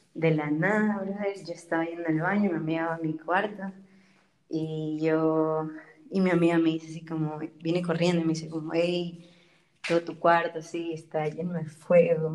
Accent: Ecuador; moved away as an adult; also born or lived in Germany; now in Marburg, Germany; vengo de Ecuador, tengo 22 años y estudio biología en Marburg y vivo en Alemania ya hace cuatro años

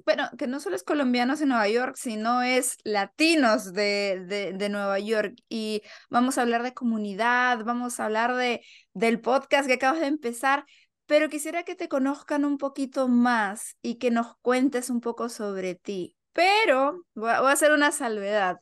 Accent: Lima, Peru; now in United States; yo soy de Lima.

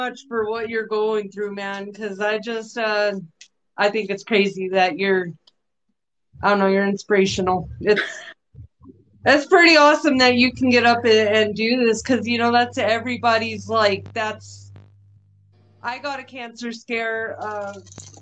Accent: Albuquerque, New Mexico, United States; I grew up in Albuquerque

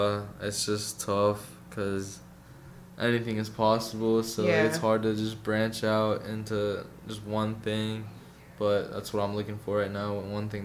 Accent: Raleigh, North Carolina, United States; moved away as an adult; Raleigh, North Carolina.

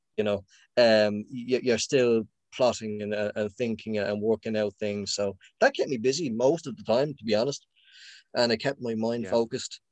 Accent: Dublin, Leinster, Ireland; I'm from Finglas

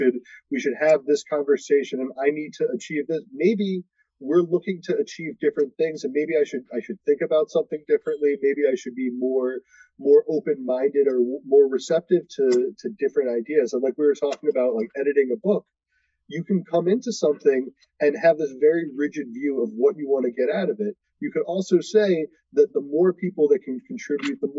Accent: Baltimore, Maryland, United States; I grew up in Baltimore

